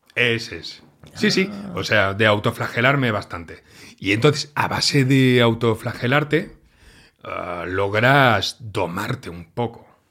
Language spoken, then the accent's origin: Spanish; Catalonia, Spain; yo soy catalán